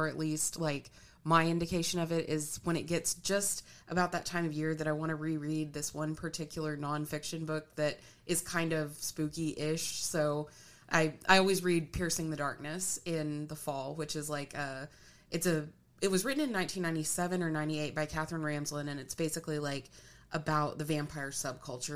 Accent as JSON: {"language": "English", "town": "Norman", "region": "Oklahoma", "country": "United States", "tie": "born or raised there", "said": "growing up in Norman"}